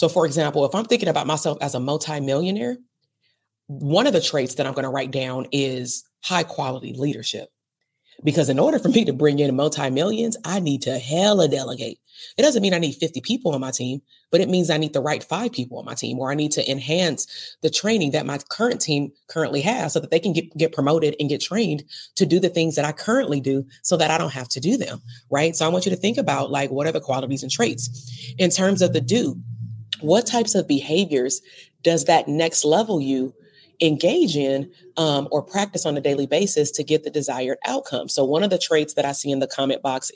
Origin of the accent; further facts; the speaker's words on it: Compton, California, United States; I'm from Compton. I lived in Compton all the way to 39